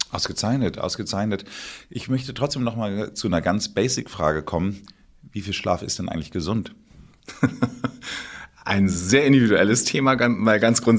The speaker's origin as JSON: {"language": "German", "region": "Northern Germany", "country": "Germany", "moved": "yes", "lives_now": "Bad Tölz, Germany", "said": "ich bin ja Norddeutscher und bin natürlich auch immer wieder gerne in Hamburg."}